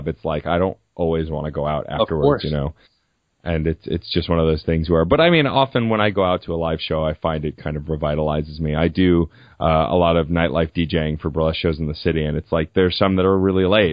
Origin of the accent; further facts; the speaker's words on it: New York City, New York, United States; I grew up in Staten Island